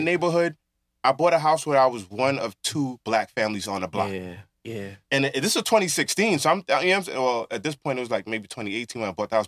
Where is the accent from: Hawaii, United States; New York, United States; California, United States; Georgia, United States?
New York, United States; New York City; being born and raised in Brooklyn